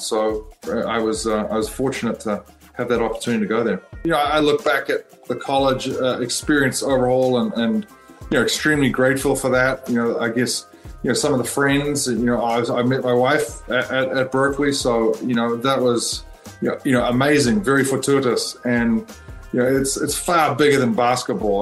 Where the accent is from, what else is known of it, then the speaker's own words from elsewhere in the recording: North Shore, Auckland, New Zealand; growing up on the North Shore